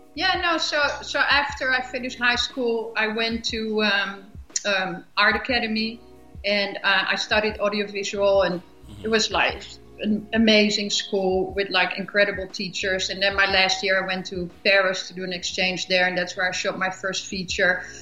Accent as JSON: {"language": "English", "town": "Amsterdam", "region": "North Holland", "country": "Netherlands", "also_born_or_lived": "Europe", "moved": "as an adult", "lives_now": "United States"}